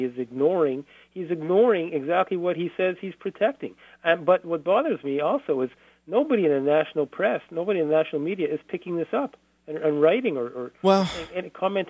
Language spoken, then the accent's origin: English; Montreal, Quebec, Canada; now in Ottawa, Canada